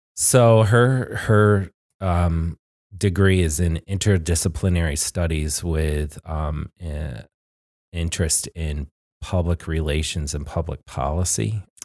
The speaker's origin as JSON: {"language": "English", "town": "Glens Falls", "region": "New York", "country": "United States", "tie": "born or raised there", "said": "I was born and raised in Glens Falls"}